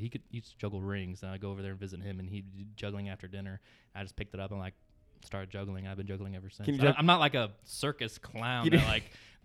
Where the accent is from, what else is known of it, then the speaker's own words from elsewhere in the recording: Texas, United States; moved away; I grew up in Texas, but I'm third-generation state Bulldog